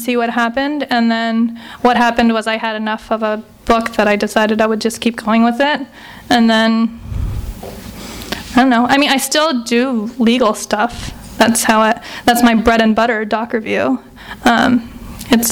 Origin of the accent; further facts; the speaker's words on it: Los Angeles, California, United States; So I was born in Van Nuys. I grew up in the Valley. I went to high school in the Valley